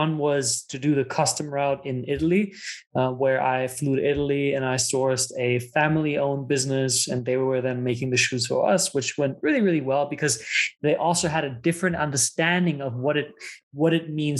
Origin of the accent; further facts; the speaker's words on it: Germany; English is a second language; moved away; also born or lived in United States / South Africa; So I was born and raised in Germany. My dad is Italian, so I was raised bilingual